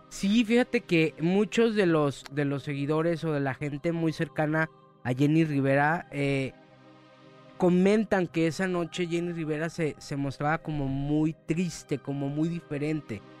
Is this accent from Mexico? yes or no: yes; Mexico; la cultura de, nosotros como mexicanos